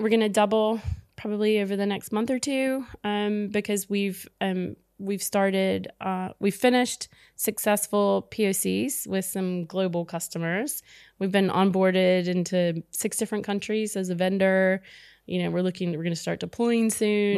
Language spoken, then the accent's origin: English; United States; I'm American